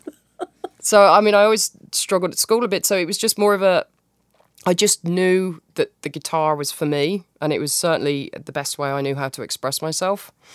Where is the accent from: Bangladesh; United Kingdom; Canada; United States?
United Kingdom; I'm very British